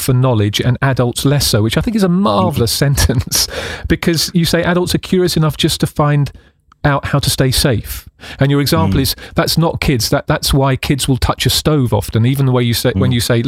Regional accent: United Kingdom; the UK, which is my home country

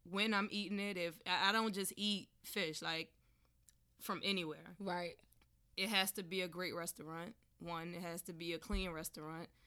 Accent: Southern United States, United States; growing up in the South, we eat everything.

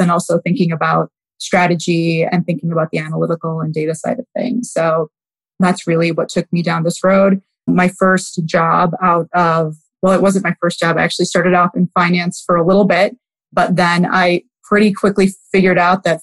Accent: Wheaton, Illinois, United States; also born or lived in Houston, Texas; I was raised in Wheaton, Illinois, which is a western suburb of Chicago

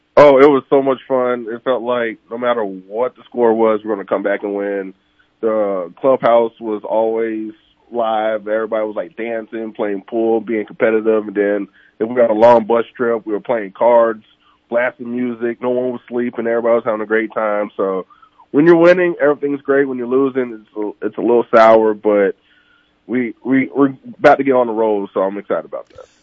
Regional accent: Orlando, Florida, United States; I'm from Florida, oh, Orlando

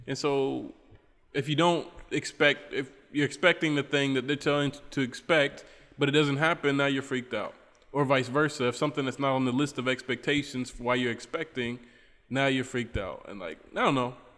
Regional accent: Charleston, West Virginia, United States; moved away as an adult; now in Trinidad and Tobago; I'm from Charleston, West Virginia, in my hometown.

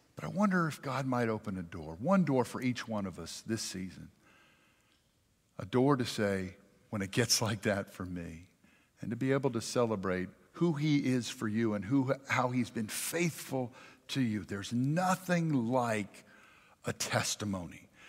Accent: Jackson, Mississippi, United States; also born or lived in Richland, Mississippi; now in Madison, United States; I'm from South Jackson

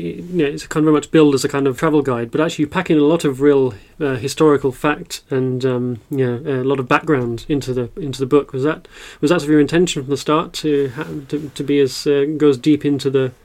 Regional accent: Scotland, United Kingdom; now in Netherlands; well, I come from Scotland, so even Dutch weather is an improvement to where I used to be.

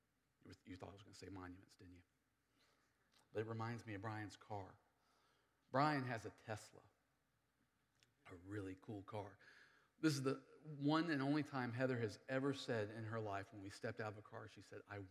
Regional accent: United States; moved away; I live here in the city. I'm an American. I speak English really good.

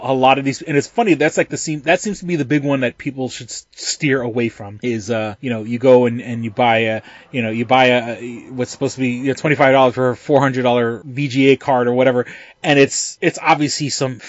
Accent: New York City, New York, United States; now in Rochester, United States; growing up in New York City during 9/11, you know, I was 3 miles away from the towers when they fell

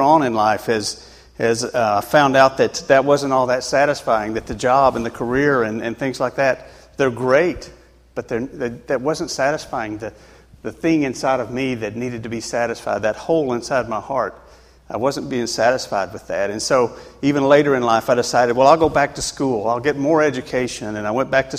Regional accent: Tennessee, United States; moved away as an adult; now in New Hampshire, United States; I grew up in Tennessee, and that's a good state to be in, Tennessee. Anyway, so I grew up there and went through school, and I lived there until I was about 39 years old when I moved to New Hampshire.

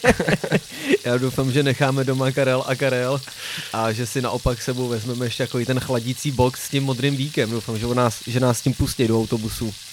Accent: Czechia; jsme Češi

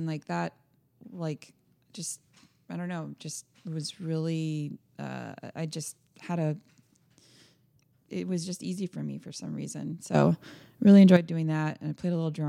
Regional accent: Florida, United States; We're from Florida.

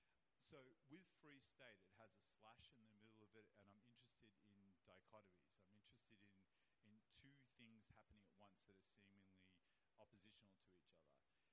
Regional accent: New South Wales, Australia; I'm from New South Wales. My forebears were, convicts and Aboriginal people from New South Wales, and that was a penal colony

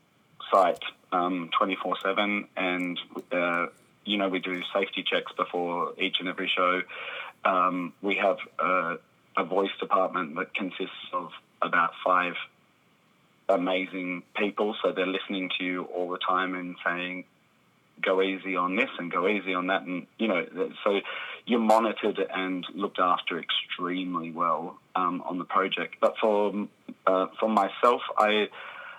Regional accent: Australia; moved away as an adult; also born or lived in London; I'm a performer from Australia

